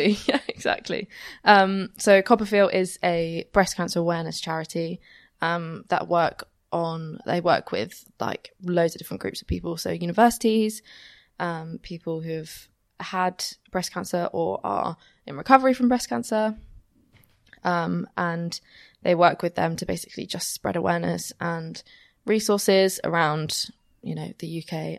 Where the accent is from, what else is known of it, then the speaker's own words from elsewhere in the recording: Romsey, South East England, United Kingdom; moved away as an adult; also born or lived in Southampton; now in Bath, United Kingdom; I'm actually from Romsey